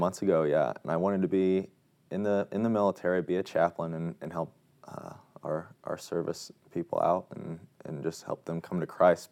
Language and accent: English; Wabash, Indiana, United States; I'm from Wabash, Indiana